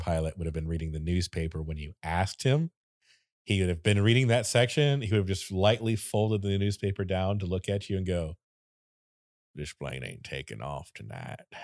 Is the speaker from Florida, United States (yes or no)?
yes; Florida, United States; I am from Florida